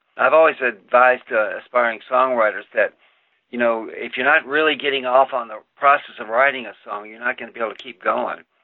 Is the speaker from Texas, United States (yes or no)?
yes; El Paso, Texas, United States; moved away as an adult; also born or lived in New York City; I grew up in El Paso.